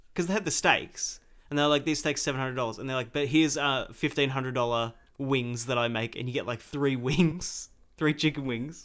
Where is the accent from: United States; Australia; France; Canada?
Australia; I am an Australian. I was born here.